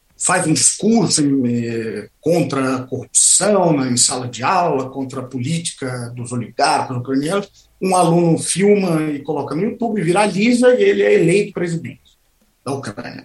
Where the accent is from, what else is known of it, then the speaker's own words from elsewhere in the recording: Brazil; moved away as an adult; now in Moscow, Russia; nós, como brasileiros